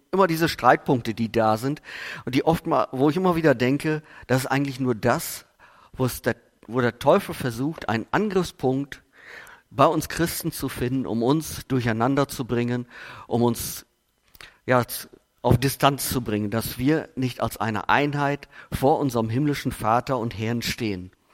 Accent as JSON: {"language": "German", "town": "Steinfurt", "region": "North Rhine-Westphalia", "country": "Germany", "said": "ich komme aus Buchsteinfurt"}